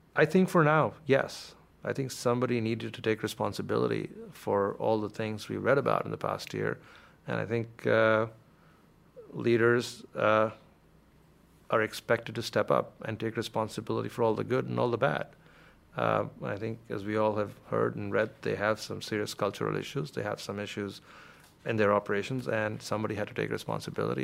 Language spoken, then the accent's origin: English; India; moved away as an adult; now in United States; I grew up in a lower middle class family in India, and uh, my father worked uh, for the Indian Air Force, like you mentioned, and we moved every few years from city to city